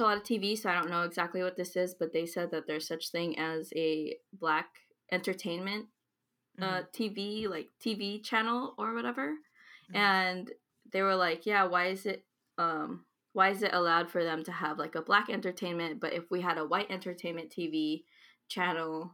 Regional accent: San Jose, California, United States; I was born in California, San Jose, California.

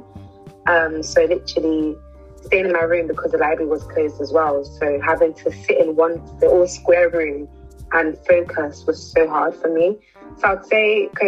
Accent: London, United Kingdom; I was born and raised in London, but my family originally comes from Nigeria

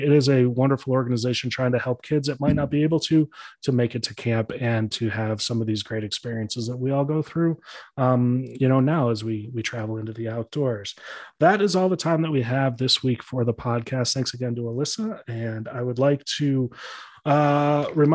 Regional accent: Chicago, Illinois, United States; I grew up in Chicago

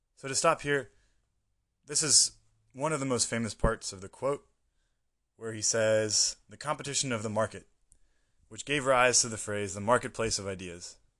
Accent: United States; moved away; as an American, I was living in a American bubble for most of my life

